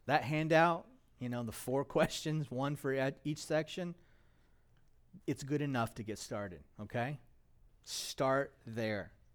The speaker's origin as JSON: {"language": "English", "country": "United States", "said": "As American Christians"}